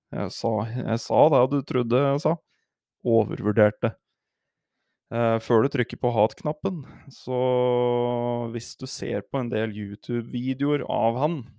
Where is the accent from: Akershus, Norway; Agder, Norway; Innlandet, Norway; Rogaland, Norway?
Innlandet, Norway; Hedmark; Jeg er fra Hedmark